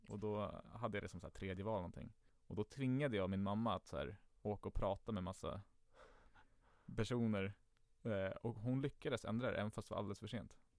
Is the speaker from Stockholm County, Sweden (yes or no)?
yes; Stockholm, Stockholm County, Sweden; jag är uppvuxen i Enskede. Enskede gård närmare bestämt.